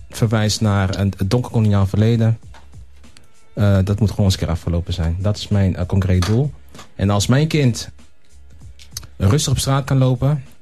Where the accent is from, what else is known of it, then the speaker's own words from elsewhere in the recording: Netherlands; we zijn gewoon Nederlanders met z'n allen.